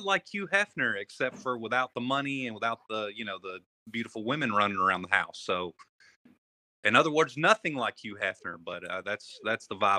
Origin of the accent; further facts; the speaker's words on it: Bowling Green, Kentucky, United States; We're from Bowling Green, Kentucky.